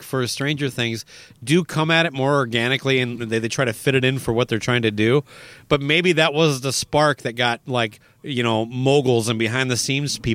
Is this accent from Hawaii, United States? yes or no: no; Owatonna, Minnesota, United States; my hometown, Owatonna